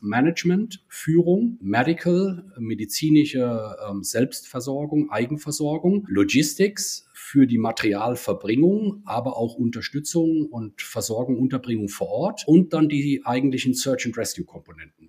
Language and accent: German; Rhineland-Palatinate, Germany; komme ich ursprünglich aus dem Ortsverband in Koblenz bin also Rheinland-Pfälzer